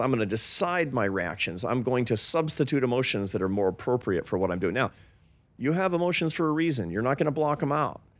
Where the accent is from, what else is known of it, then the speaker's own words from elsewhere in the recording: Seattle, Washington, United States; I grew up in Seattle